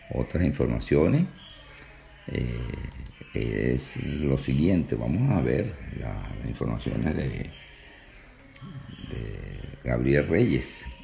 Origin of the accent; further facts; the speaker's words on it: Venezuela; Yo, por ejemplo, como venezolano, digo, pero bueno, tú tienes que ayudar primero.